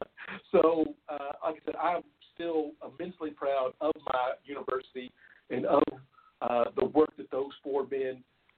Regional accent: Louisville, Kentucky, United States; here in my hometown of Louisville.

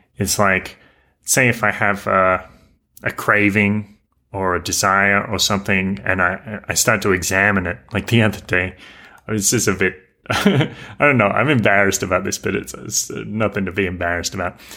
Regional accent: near Newcastle, New South Wales, Australia; moved away as an adult; I lived in my hometown

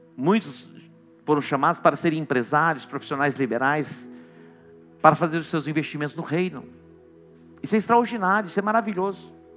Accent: Douradina, Mato Grosso do Sul, Brazil; moved away; Eu vim de Douradina

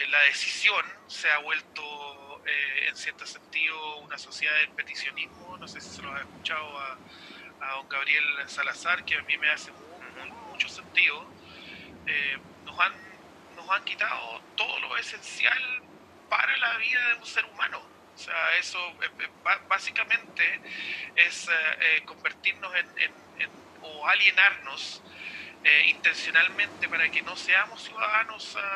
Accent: Chile; now in New Zealand

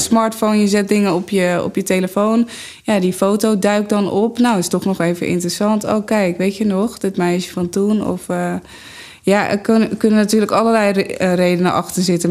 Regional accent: Amsterdam, North Holland, Netherlands; ik kom uit Amsterdam.

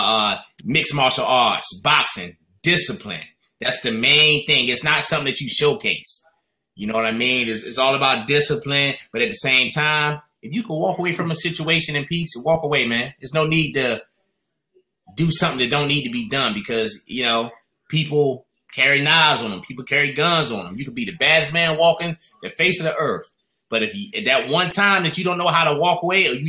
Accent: North Carolina, United States; now in Washington, D.C., United States; I'm originally from North Carolina. So I came up to D.C. at a young age, man. I would come up here every summer, stay with my grandmother.

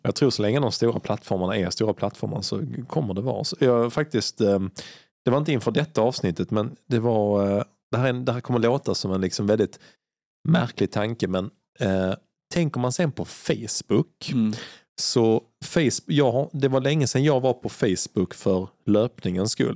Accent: Sweden; jag kommer från Sverige

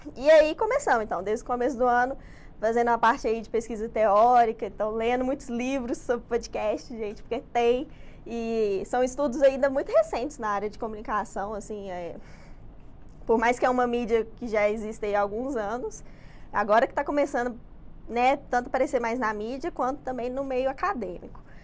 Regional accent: Betim, Minas Gerais, Brazil; eu moro em Betim. Nascida lá, infelizmente, também

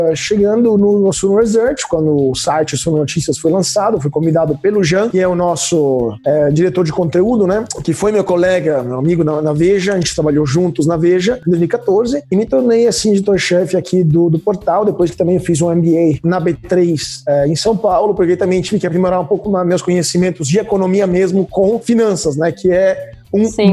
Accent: Italy; Portuguese is a second language; moved away as an adult; also born or lived in Rome; now in Brazil; eu sou italiano, então eu vim direto da Europa

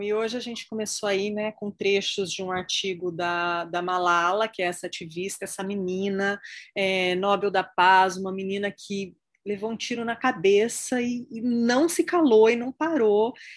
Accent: Brazil; also born or lived in United States; Estou nos Estados Unidos nesse momento, mas enfim, como brasileira

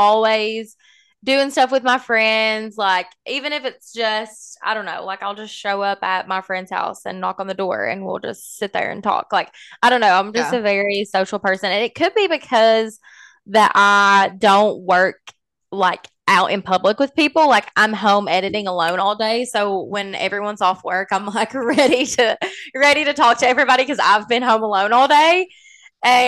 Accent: Pikeville, Kentucky, United States; now in Lexington, United States; I grew up in Pikeville, Kentucky. That's maybe why I have a little bit of an accent.

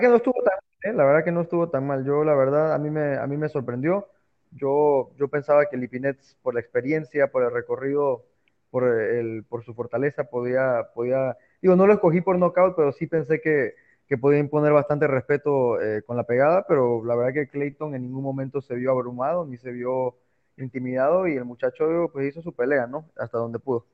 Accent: Mexico; soy orgullosamente mexicano

